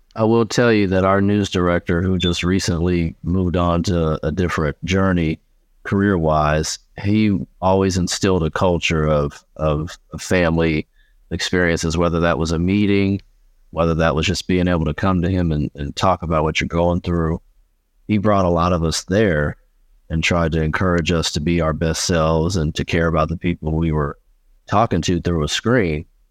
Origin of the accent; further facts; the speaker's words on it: Indianapolis, Indiana, United States; I was born and raised in Indianapolis, Indiana